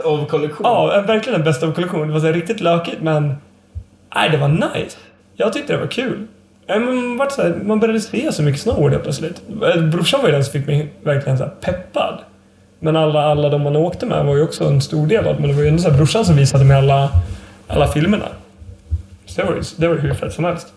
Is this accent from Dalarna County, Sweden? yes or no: yes; Leksand, Dalarna County, Sweden; also born or lived in Åre; now in Umeå, Sweden; jag är uppvuxen i Laknäs. En ännu mindre by. Som ligger då en mil utanför Leksand.